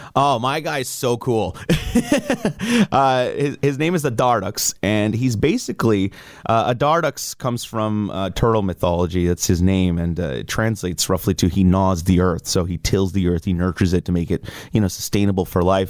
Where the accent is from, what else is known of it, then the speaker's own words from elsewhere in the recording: Kahnawake, Quebec, Canada; also born or lived in Montreal; growing up being Mohawk from Ganawage, I mean, like, growing up on the Reds